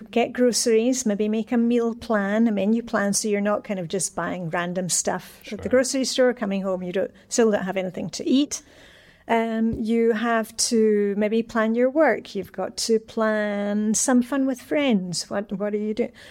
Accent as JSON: {"language": "English", "region": "Scotland", "country": "United Kingdom", "lives_now": "Denmark", "said": "I'm, I'm Scottish, so I'm a canny Scot."}